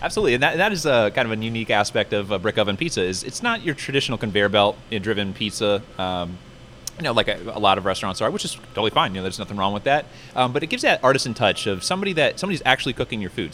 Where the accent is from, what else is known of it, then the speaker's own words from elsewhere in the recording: Fredericksburg, Virginia, United States; I was born and raised here in Fredericksburg